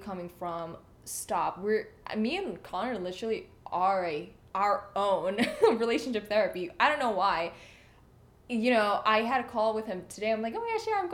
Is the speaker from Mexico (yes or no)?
no; Indonesia; moved away; I was in Indonesia